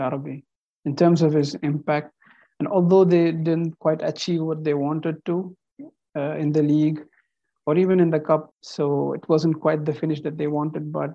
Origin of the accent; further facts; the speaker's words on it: Qatar; I'm actually from India, but I was born and raised in Qatar